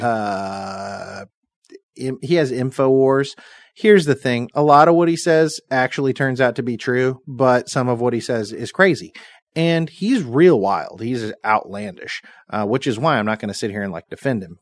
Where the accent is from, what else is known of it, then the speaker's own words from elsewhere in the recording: United States; as an American citizen